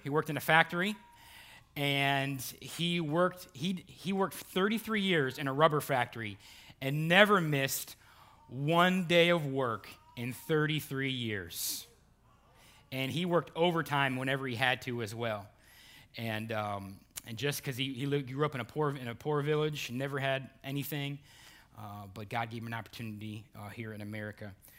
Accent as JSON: {"language": "English", "town": "Burton", "region": "Ohio", "country": "United States", "tie": "born or raised there", "moved": "yes", "said": "I have lifelong friends, uh, from, from Cleveland, Ohio, and, and my hometown"}